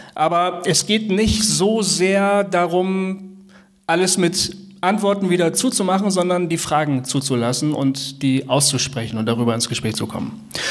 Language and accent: German; Bremen, Germany; das haben wir als Jugendlicher in Bremen öfter äh, gemacht